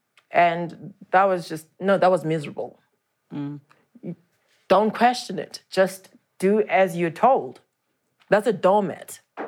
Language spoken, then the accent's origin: English; Daleside, Gauteng, South Africa; born or raised there